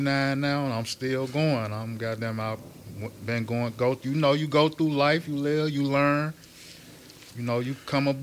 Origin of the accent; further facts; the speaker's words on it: Chicago, Illinois, United States; I'm from Englewood